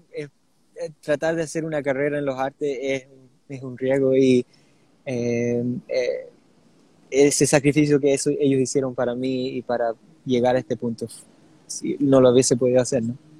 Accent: Sydney, New South Wales, Australia; nací en Australia, pero mis, mis dos padres eh, son chilenos

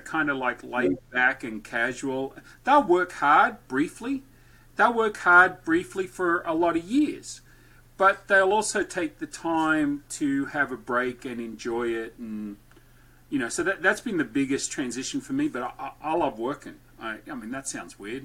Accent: Australia; moved away as an adult; also born or lived in Wichita, Kansas / Bowling Green; now in Franklin, United States; Born and raised in Australia

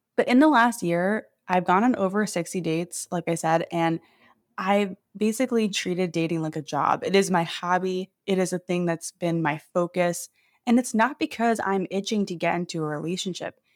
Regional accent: New York City, New York, United States; moved away as an adult; now in Seattle, United States; I moved here from New York City, where I grew up, during the pandemic

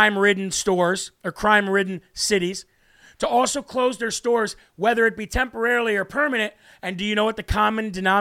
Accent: United States; as an American father of five

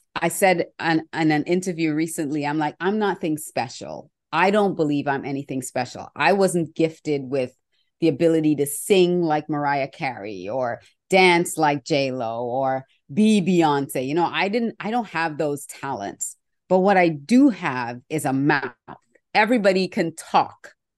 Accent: Australia; when I was growing up in Australia

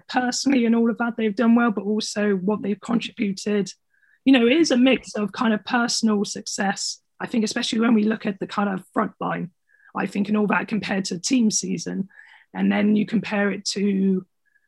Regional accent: Somerset, South West England, United Kingdom; my family are from Somerset. So we're from the Southwest

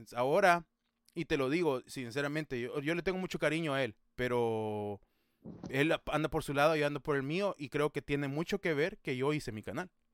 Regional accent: El Salvador; como buen salvadoreño

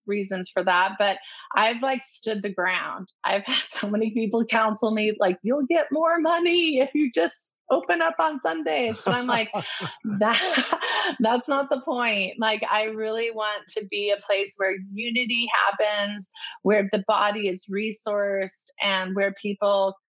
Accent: Orange County, California, United States; I grew up in Orange County

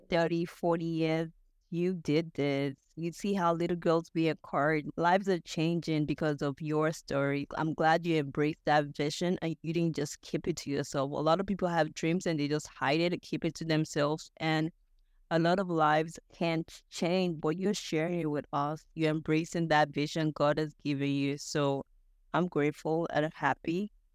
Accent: Nigeria; moved away as an adult; now in United States; I'm a Nigerian

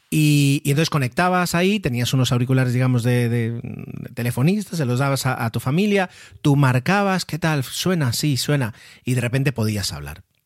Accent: Mallorca, Balearic Islands, Spain; fui el primero de la familia en nacer aquí en, Mallorca, en esta, en esta hermosa isla

